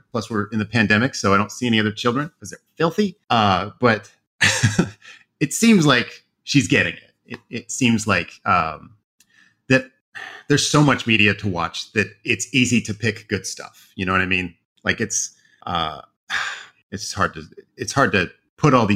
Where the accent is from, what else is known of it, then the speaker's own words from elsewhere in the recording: Oregon, United States; moved away as an adult; also born or lived in Idaho; I grew up in Oregon